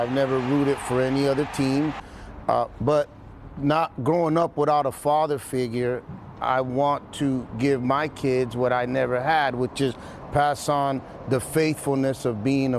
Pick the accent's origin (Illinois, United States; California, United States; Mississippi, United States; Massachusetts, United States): California, United States; San Francisco; I grew up in the Mission District in San Francisco